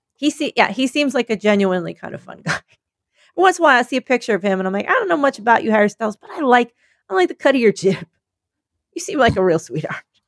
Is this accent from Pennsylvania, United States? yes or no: yes; Philadelphia, Pennsylvania, United States; I'm from Philadelphia.